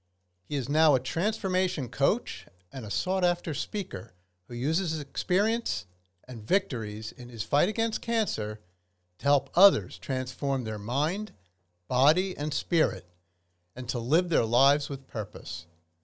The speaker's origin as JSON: {"language": "English", "region": "New Jersey", "country": "United States", "said": "New Jersey often gets a bad rap. And that's where I'm from."}